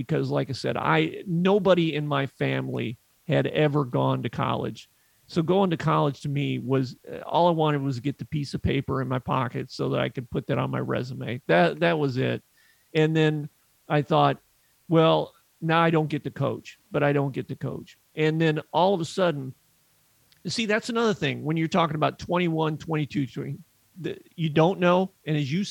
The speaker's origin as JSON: {"language": "English", "region": "Northwest Indiana", "country": "United States", "tie": "born or raised there", "said": "growing up in Northwest Indiana near Chicago"}